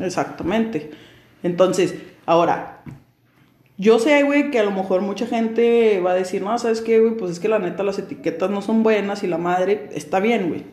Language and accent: Spanish; Mexico